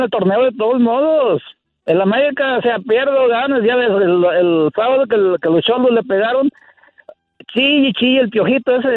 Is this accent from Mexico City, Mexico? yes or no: yes; Mexico City, Mexico; brother. Soy del DF.